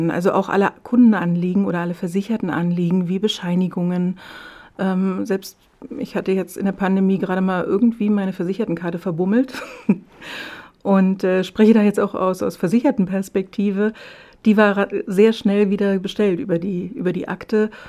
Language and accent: German; Berlin, Germany; Ich komme ja ursprünglich aus Berlin